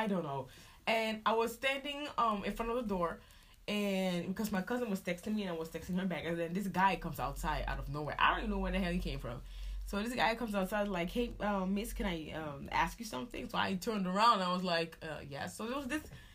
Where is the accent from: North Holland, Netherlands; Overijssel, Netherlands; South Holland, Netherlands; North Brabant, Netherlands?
North Holland, Netherlands; Amsterdam; I'm from Amsterdam